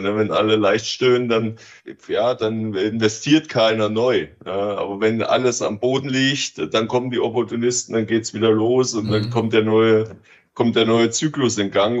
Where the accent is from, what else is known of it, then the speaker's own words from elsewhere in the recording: East Germany, Germany; moved away as an adult; now in Switzerland; Ich komme aus Ostdeutschland.